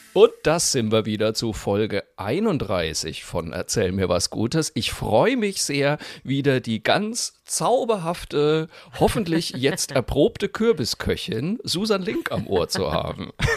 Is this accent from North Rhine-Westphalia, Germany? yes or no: yes; Cologne, North Rhine-Westphalia, Germany; now in Franconia, Germany; als Kölner Flachlandjogger